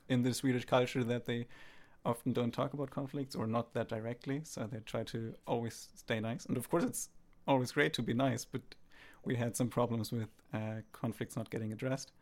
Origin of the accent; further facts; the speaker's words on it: Bremen, Germany; moved away as an adult; now in Sweden; my hometown, Bremen, we have the river, uh, Weser